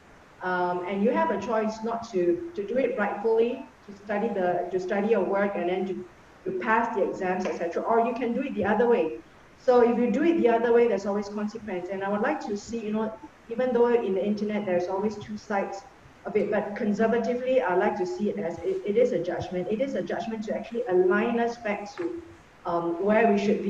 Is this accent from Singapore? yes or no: yes; Singapore; me being a Singaporean